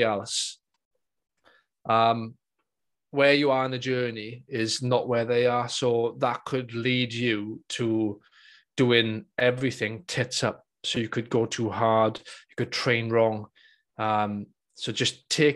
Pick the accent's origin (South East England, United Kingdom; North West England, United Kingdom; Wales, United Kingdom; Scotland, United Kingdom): Wales, United Kingdom; Welsh; being Welsh